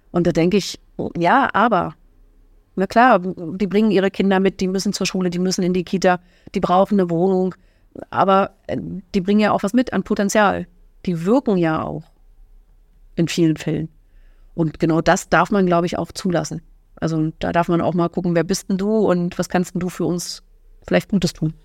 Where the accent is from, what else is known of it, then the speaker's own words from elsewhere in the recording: Fürstenwalde, Brandenburg, Germany; moved away as an adult; also born or lived in Bad Saarow; now in Oranienburg, Germany; in Bad Sau geboren und schon immer in Fürstenwalde, also fast schon immer da geboren